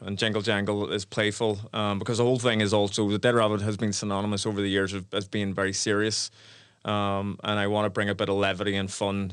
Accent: Belfast, Northern Ireland, United Kingdom; my life growing up in Belfast

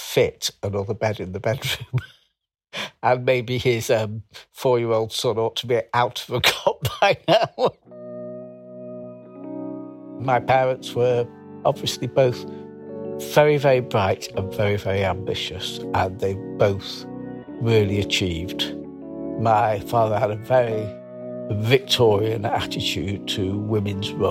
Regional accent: Manchester, North West England, United Kingdom; I was brought up in Wythenshawe, South Manchester

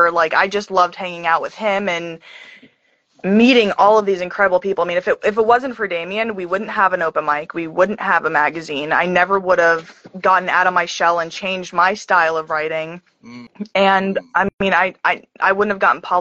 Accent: Allentown, Pennsylvania, United States; I'm from Allentown, Pennsylvania

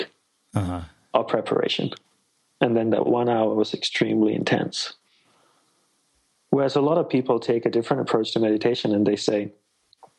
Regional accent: Australia; moved away as an adult; also born or lived in Malaysia / Hawaii / Sri Lanka (ancestry); now in United States; I'm Sri Lankan by ancestry, and I was born in Malaysia, grew up in Australia

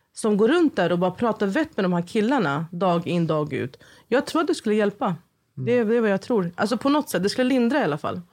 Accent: Stockholm, Stockholm County, Sweden; jag växte upp i Husby och Rinkeby

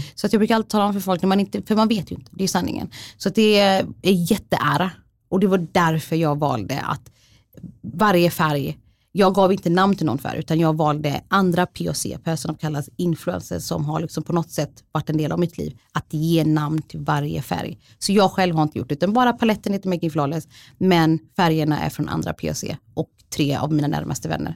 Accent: Sweden; jag är svensk för jag har bott här hela mitt liv

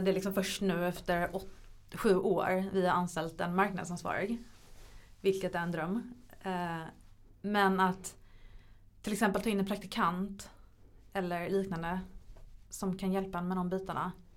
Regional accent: Sweden; hemma i Sverige

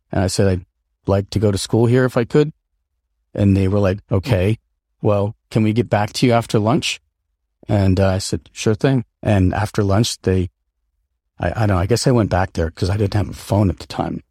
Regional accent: upstate New York, United States; also born or lived in Seattle, Washington / Colden Common, Winchester, United Kingdom; I was born in Seattle, Washington, and at a relatively, uh, young age, our family moved to, uh, rural, like upstate New York, and that's where I, uh, my sister and I uh, grew up

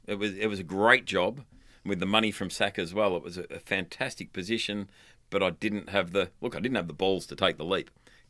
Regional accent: London, United Kingdom; born there; I was born in London, and my mum travelled to and from London three times before I was a month old.

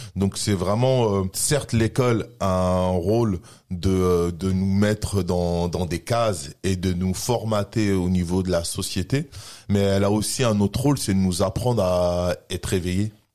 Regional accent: France; français sur mes papiers et français dans mon mode de vie et dans mon comportement

